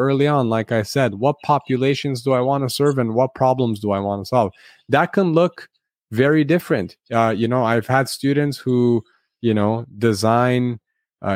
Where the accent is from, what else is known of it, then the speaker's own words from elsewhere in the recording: Los Angeles, California, United States; the Armenian American community in Los Angeles, where I grew up